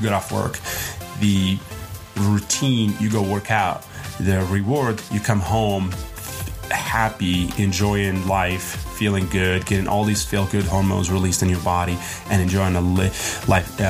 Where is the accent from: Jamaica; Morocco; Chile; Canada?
Morocco; now in United States; I'm from Morocco.